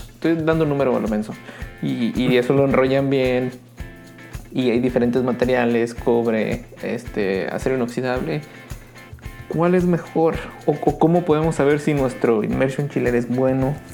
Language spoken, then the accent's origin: Spanish; Baja California Sur, Mexico; born there; Yo nací en California Sur, entonces cuando iba con mis tíos allá, un saludo.